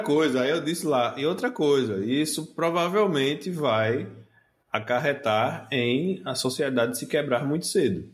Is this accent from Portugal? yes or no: no; Northeast Region, Brazil; accent: Nordestino; a gente é do Nordeste pelo sotaque